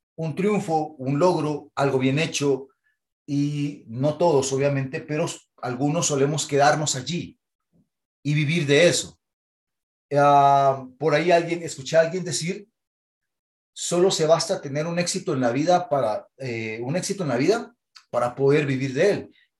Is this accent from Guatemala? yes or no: yes; Guatemala